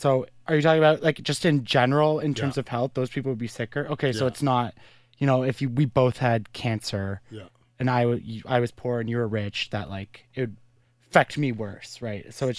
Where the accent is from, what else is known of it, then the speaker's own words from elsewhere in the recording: Carleton Place, Ontario, Canada; I'm from Carlton Place